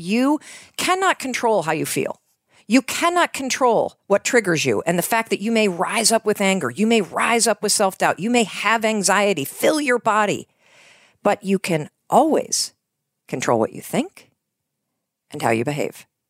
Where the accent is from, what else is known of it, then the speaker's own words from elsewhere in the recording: North Muskegon, Michigan, United States; moved away as an adult; also born or lived in New York / Boston; So I grew up in Western Michigan